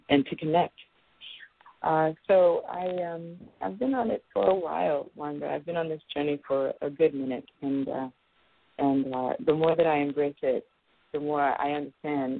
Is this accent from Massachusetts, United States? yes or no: no; New York City, New York, United States; now in San Francisco Bay Area, United States; I'm a native New Yorker. I was born and raised in Brooklyn, New York.